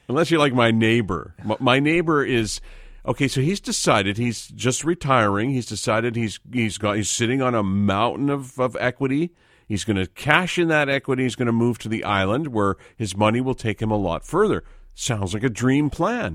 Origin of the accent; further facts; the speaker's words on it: Vancouver, British Columbia, Canada; Growing up in Vancouver